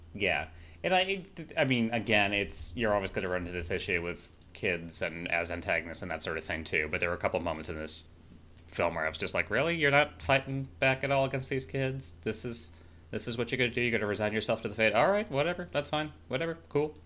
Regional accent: rural Illinois, United States; also born or lived in Chicago; I did grow up in rural Illinois

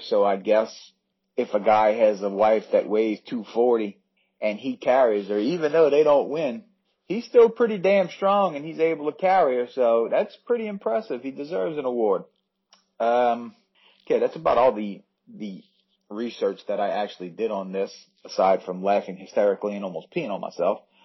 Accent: United States; I'm American

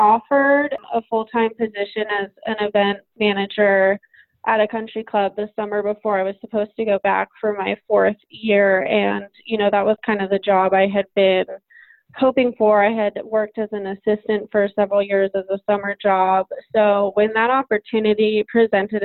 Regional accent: Carmel Valley, California, United States; I am from Carmel Valley, California.

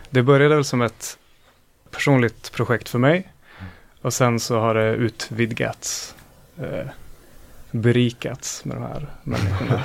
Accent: Östersund, Jämtland, Sweden; now in Gothenburg, Sweden; jag är från Östersund

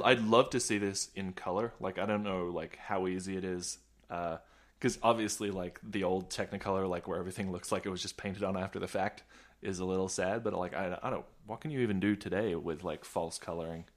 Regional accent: Australia; now in United States; I'm not American, despite appearances, uh, uh, I grew up in Australia

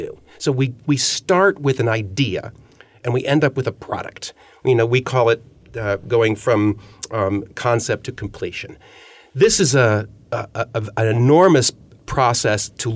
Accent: Ohio, United States; moved away as an adult; also born or lived in California / Chicago; I'm from Ohio

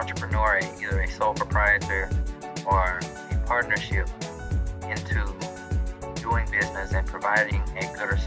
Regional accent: Baltimore, Maryland, United States; moved away as an adult; also born or lived in Louisiana; I was born and raised in Baltimore, Maryland, and I was about 18 years old. I moved down

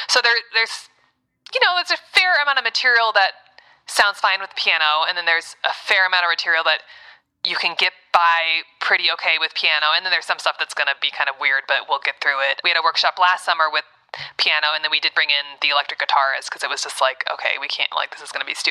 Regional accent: Ann Arbor, Michigan, United States; also born or lived in New York / Texas / California / Boston; I'm from Ann Arbor, and then, Michigan. and then New York.

